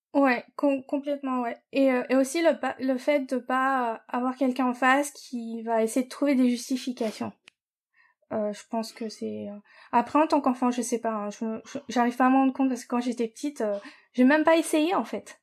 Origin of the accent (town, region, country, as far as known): France; born or raised there; moved away as an adult; also born or lived in New York / Japan